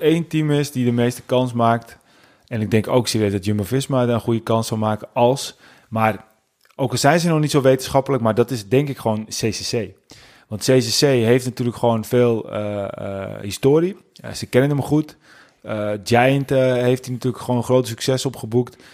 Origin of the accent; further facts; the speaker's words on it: Netherlands; als Nederlanders